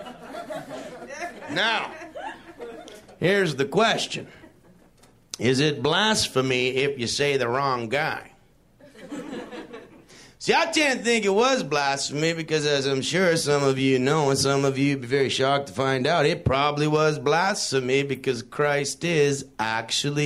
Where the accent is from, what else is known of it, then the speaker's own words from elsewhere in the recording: Canada; I'm from Canada